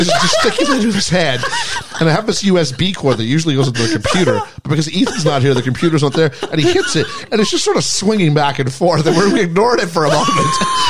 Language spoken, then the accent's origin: English; Canada; now in England; I was, no, I am Canadian.